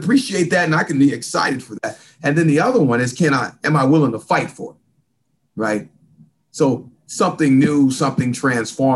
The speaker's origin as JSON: {"language": "English", "region": "California", "country": "United States", "tie": "born or raised there", "also_born_or_lived": "Salina, Kansas", "moved": "yes", "lives_now": "Atlanta, United States", "said": "I was born in a small town called Salina, Kansas. So I've got some Midwest roots, even though I grew up in California"}